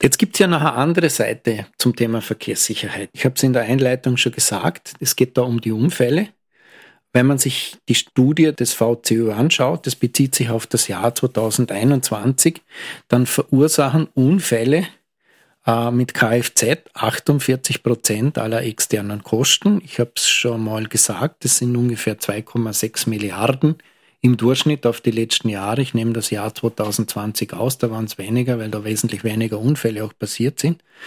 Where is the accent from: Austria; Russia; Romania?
Austria; Lustenau, Vorarlberg; meiner Heimatgemeinde, weil in Lustenau